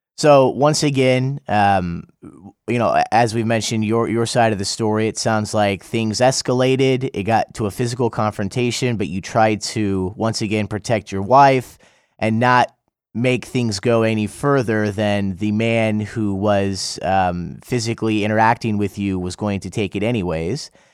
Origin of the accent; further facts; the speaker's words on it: United States; now in South Korea; I'm from the United States